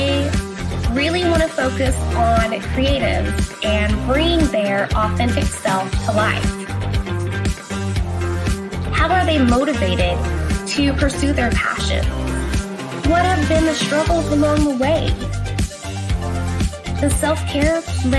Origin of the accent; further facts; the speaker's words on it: Oklahoma, United States; also born or lived in Texas; In Texas, and then we moved to Oklahoma